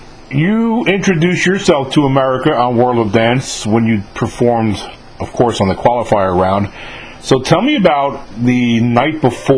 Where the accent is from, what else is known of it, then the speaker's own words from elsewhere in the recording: Mahopac, New York, United States; I'm from Mayapack, New York. Yeah. I was born and raised.